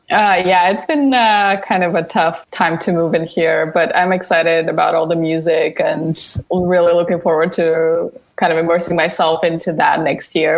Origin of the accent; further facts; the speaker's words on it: Bulgaria; moved away; I am from Bulgaria, so I spent most of my kind of teenage years there